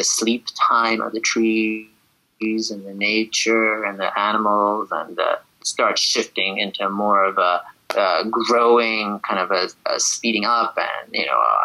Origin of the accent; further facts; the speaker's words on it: Shiraz, Fars, Iran; also born or lived in Abadan, Iran; now in New York City, United States; I was born in Abadan, which is down by the Gulf, and then eventually went to Shiraz